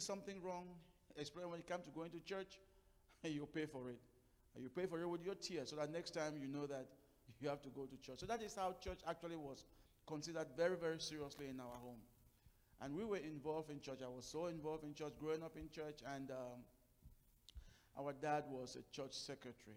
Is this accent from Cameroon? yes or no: yes; Cameroon; moved away; I am, my wife, we are from Cameroon. Originally, we were born, first part of our life in Cameroon